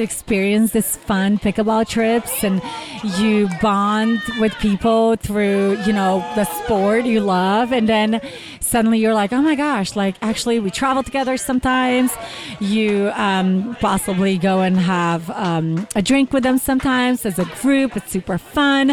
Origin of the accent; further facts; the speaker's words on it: Slovenia; moved away as an adult; also born or lived in Texas; born and raised in Slovenia